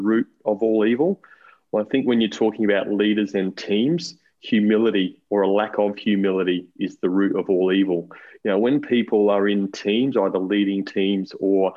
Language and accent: English; Brisbane, Queensland, Australia; moved away as an adult; also born or lived in Sydney; now in Central Coast, Australia; I'm actually a Queenslander. I grew up in Brisbane